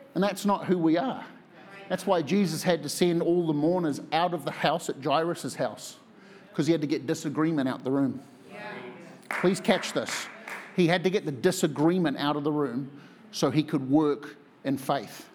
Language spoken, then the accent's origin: English; New Zealand; moved away as an adult; I'm from New Zealand